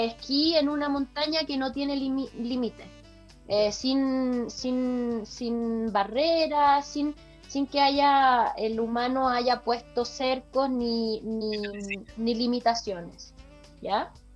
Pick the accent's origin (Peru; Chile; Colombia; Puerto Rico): Chile; de Chile